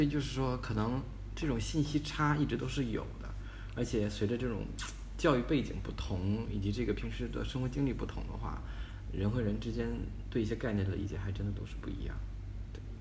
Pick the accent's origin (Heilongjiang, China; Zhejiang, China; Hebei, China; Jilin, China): Heilongjiang, China; Harbin; 我出生在黑龙江哈尔滨，就是一个最北的一个省会